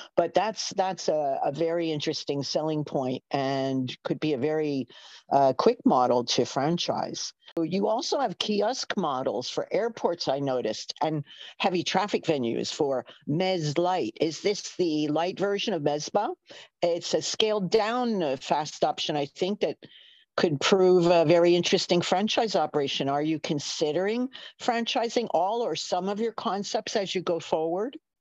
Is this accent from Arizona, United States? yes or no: no; New York, United States; accent: New York; from my unerasable accent, you can tell I'm a New Yorker